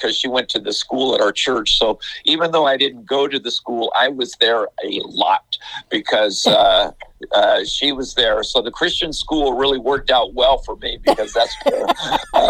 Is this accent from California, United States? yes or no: yes; Oxnard, California, United States; moved away as an adult; now in Bakersfield, United States; my wife and I are both from Oxnard